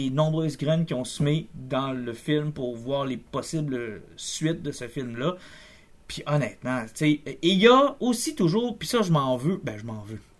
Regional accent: Canada; Je suis Canadien.

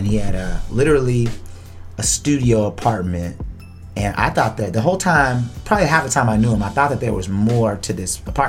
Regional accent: Texas, United States; And I'm from Texas, so ain't too much I'm going to be afraid of right off the bat.

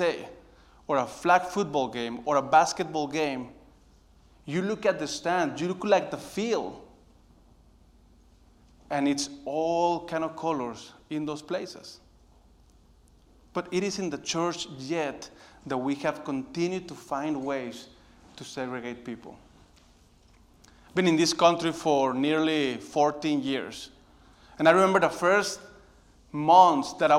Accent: Monterrey, Nuevo León, Mexico; moved away as an adult; now in United States; I was born in Monterrey, Mexico

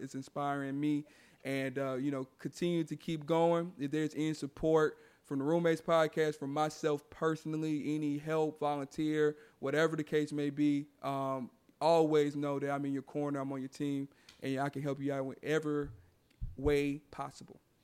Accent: Houston, Texas, United States; my hometown here in Houston

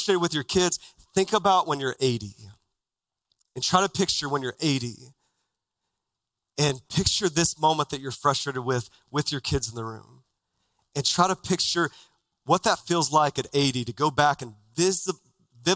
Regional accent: Texas, United States; now in Phoenix, United States; as a kid growing up in Texas

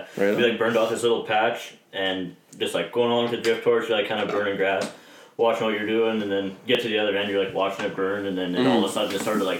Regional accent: Castor, Alberta, Canada; Castor, Alberta.

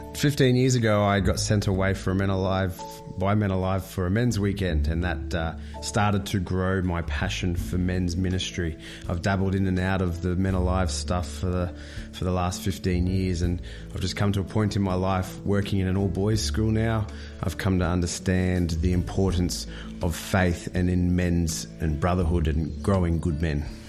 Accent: Brisbane, Queensland, Australia; I'm from Brisbane

